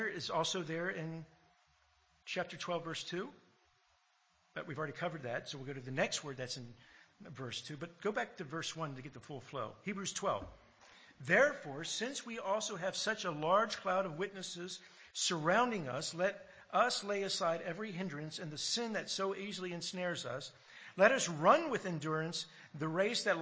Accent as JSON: {"language": "English", "country": "United States", "tie": "born or raised there", "moved": "yes", "lives_now": "Australia", "said": "growing up in America and hearing, you know, all the American history"}